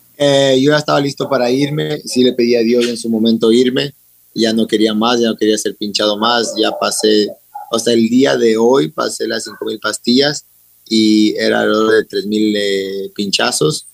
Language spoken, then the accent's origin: Spanish; United States; also born or lived in Ecuador / London; siempre he sido ecuatoriano, orgulloso, representado la bandera en todo lado porque me crié en Estados Unidos